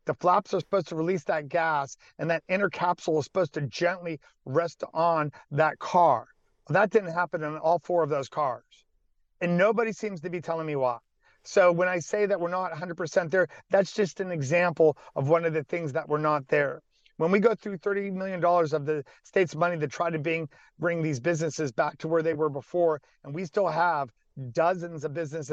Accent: Salem, Ohio, United States; Salem, which is my hometown

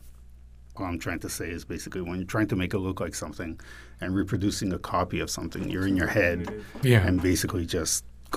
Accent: Quebec, Canada; moved away; also born or lived in New York; growing up in Quebec

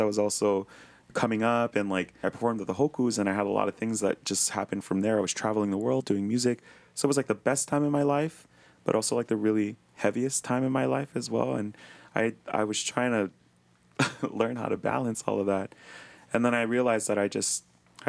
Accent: Hawaii, United States; growing up in Hawaii as a Hawaiian

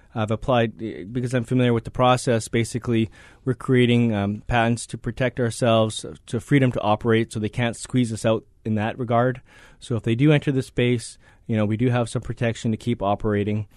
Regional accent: Hawaii, United States; moved away; also born or lived in Vancouver, Canada; I grew up in Hawaii.

